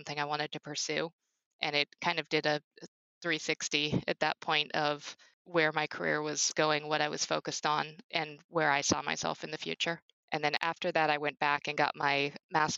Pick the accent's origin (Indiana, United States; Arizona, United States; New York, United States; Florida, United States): Arizona, United States; Phoenix; I grew up in Phoenix, Arizona